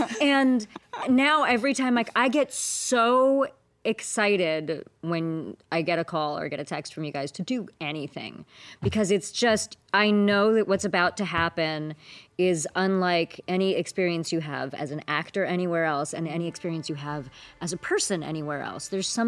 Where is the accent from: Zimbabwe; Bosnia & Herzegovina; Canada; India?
India; I have to memorize it because I'm Indian and I'm an A+ student.